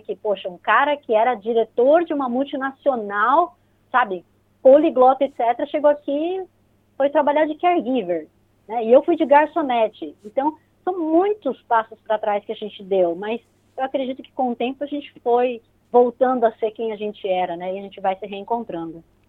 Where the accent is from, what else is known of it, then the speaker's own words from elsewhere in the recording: São Paulo, Brazil; moved away as an adult; now in New Zealand; eu nasci em São Paulo, sou paulista mesmo, daquela ferrenha que frequentava bastante a Avenida Paulista.